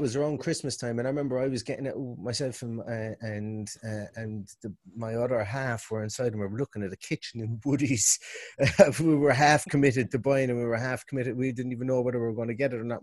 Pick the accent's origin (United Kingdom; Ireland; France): Ireland; Limerick, Munster; now in Galway, Ireland; I'm originally from Limerick, yeah. living above in Galway